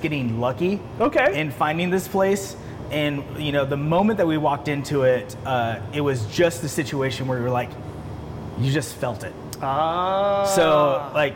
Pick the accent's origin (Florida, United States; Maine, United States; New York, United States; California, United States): California, United States; Bakersfield; I'm born and raised in Bakersfield